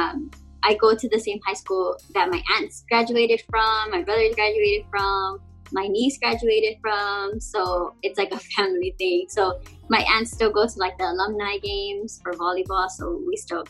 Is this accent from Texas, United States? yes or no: yes; San Antonio, Texas, United States; moved away as an adult; now in Hawaii, United States; So I grew up in the south side of San Antonio. Born and raised in the south side.